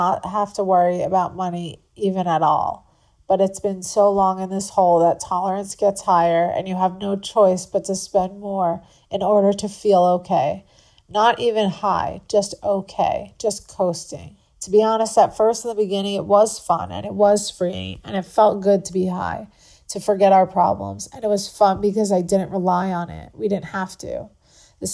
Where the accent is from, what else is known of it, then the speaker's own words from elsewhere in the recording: Long Island, New York, United States; moved away as an adult; now in Florida, United States; I grew up on Long Island